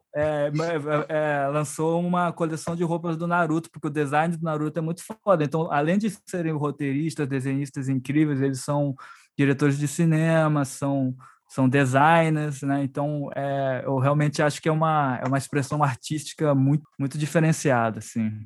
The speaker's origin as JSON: {"language": "Portuguese", "country": "Brazil", "said": "Nós somos brasileiros"}